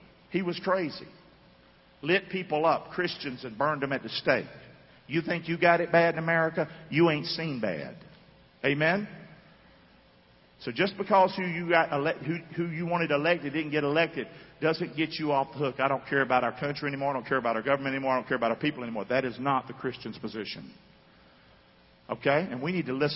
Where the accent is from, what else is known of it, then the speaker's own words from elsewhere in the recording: United States; I'm an American too.